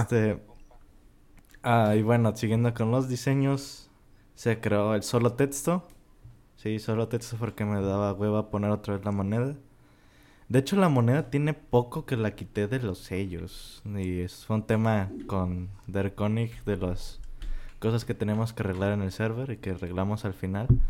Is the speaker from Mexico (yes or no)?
yes; Mexico; somos de México.